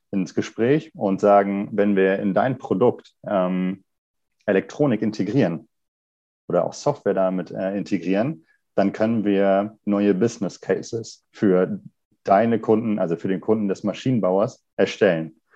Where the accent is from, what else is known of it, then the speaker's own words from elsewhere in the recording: Kiel, Schleswig-Holstein, Germany; Ich komme auch ursprünglich ein, äh, aus Kiel, und bin hier zur Schule gegangen, habe hier Mechatronik studiert